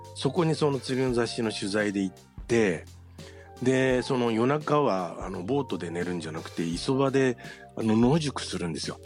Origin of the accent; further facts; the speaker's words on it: Yokohama, Kanagawa, Japan; also born or lived in Kozushima; 地元の横浜に戻ってきたんですけれども